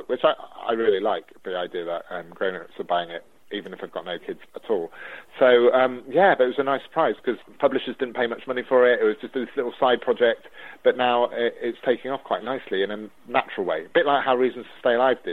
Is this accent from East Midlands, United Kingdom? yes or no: yes; Newark-on-Trent, East Midlands, United Kingdom; my hometown of Newark-on-Trent in Nottinghamshire